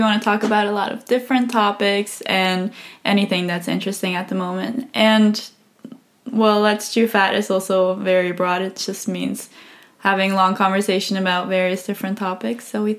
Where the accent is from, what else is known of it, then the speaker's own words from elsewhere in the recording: Switzerland; first language English; moved away as an adult; now in Spain; I'm also, as she says, studying journalism here in Spain. I'm from Switzerland originally